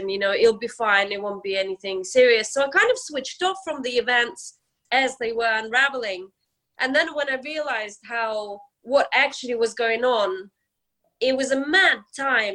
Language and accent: English; Ukraine; now in London, United Kingdom; we go back to Ukraine, to my hometown